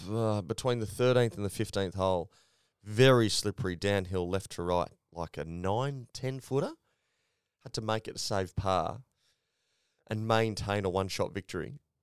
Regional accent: Australia; as an Australian rugby league fan

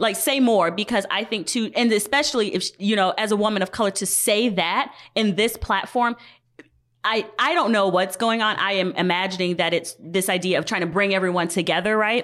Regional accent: Georgia, United States; moved away; I'm from Georgia

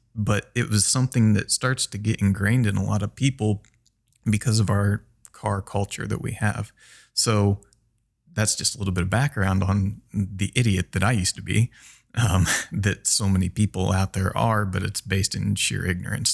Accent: central Illinois, United States; moved away as an adult; also born or lived in Brazil; now in Minnesota, United States; I'm from Illinois, the very center of Illinois, quite literally in a corn and bean field. Uh, my family has a farm there.

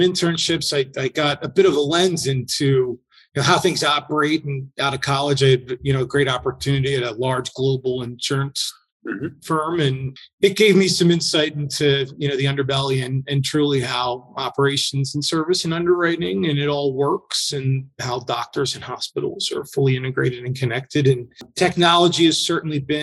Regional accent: Philadelphia, Pennsylvania, United States; moved away; born and raised in Philadelphia

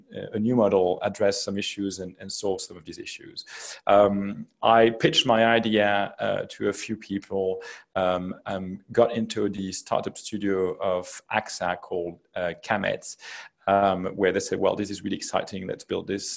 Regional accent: Belgium; moved away as an adult; also born or lived in United States; I come from Belgium. I studied in Belgium and then in the US.

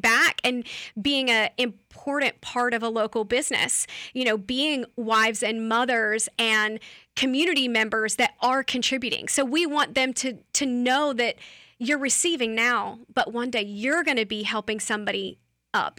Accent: Lakeland, Florida, United States; I'm from here, I'm from Lakeland, from Polk County, I'm a Polk County girl.

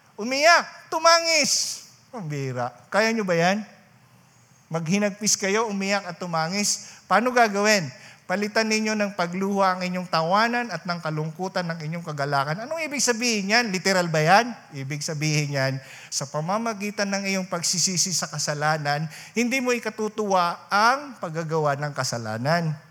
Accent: Rinconada, Bicol Region, Philippines; doon sa amin sa Rinconada

